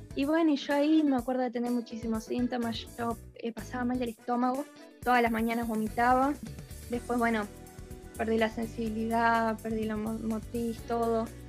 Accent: Buenos Aires, Argentina; Parque Chacabuco capital

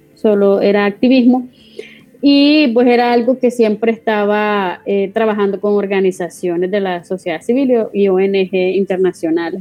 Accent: Nicaragua; moved away as an adult; now in Spain; yo salí de Nicaragua el, el 24 de diciembre de 2018 y llegué a España

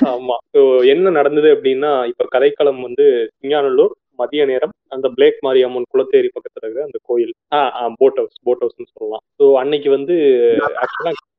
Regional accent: Tiruppur district, Tamil Nadu, India; also born or lived in Coimbatore; நான் திருப்பூர் மாவட்டத்துல வளர்ந்தேன்

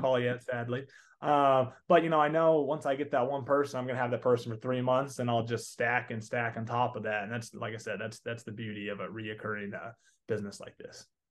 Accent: Texas, United States; accent: Southern; I'm from Texas area. Unless I got a little bit of a Southern accent and say y'all a lot.

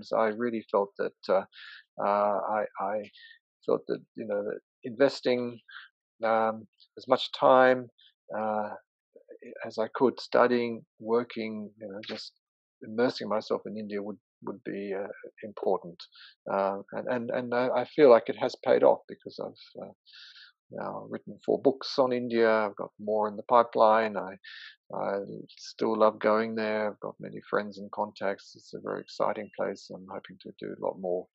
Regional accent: Australia; as an Australian

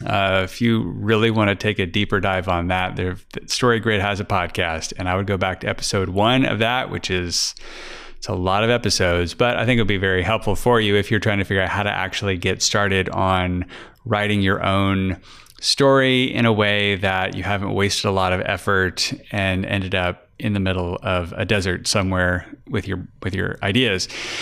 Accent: Fort Worth, Texas, United States; I'm from Fort Worth, and there was a place where the Texas Rangers play not far from me.

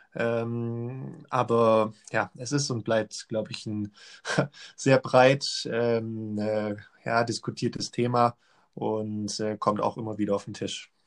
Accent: Germany; bei uns in Deutschland

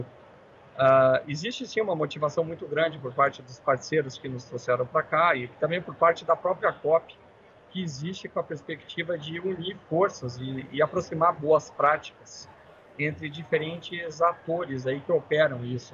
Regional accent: Brazil; sendo brasileiros

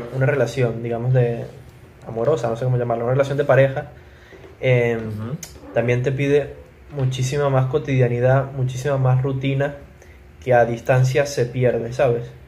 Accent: Venezuela; moved away; nosotros siempre en Venezuela, el grupo siempre se mantenía activo. O sea, el grupo no se creó cuando nos fuimos de Venezuela

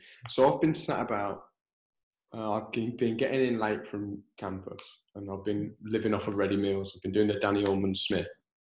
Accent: United Kingdom; I'm a British boy.

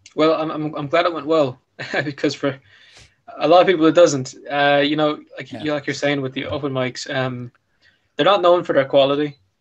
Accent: Ireland; being Irish in, in EU

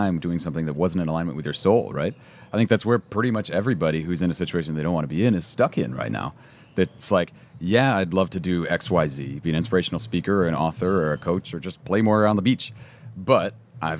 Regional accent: Cleveland, Ohio, United States; growing up in Cleveland, Ohio

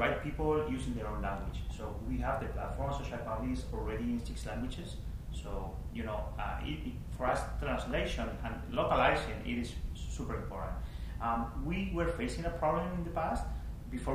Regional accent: Spain; first language Spanish; English is a second language; moved away as an adult; also born or lived in Miami, United States / New York, United States; now in United States; I'm from Spain

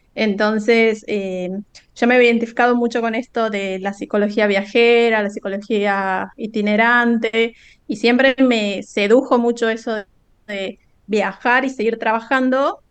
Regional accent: Santiago del Estero, Argentina; no soy de Buenos Aires, como que por ahí capaz que no se imaginaban que era de, tan, tan, tan al interior

